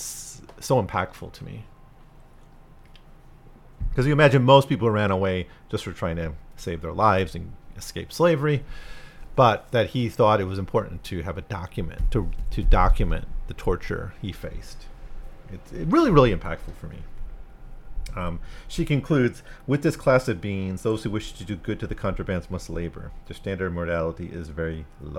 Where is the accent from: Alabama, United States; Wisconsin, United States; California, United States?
Wisconsin, United States; moved away; also born or lived in Florida; I'm from Wisconsin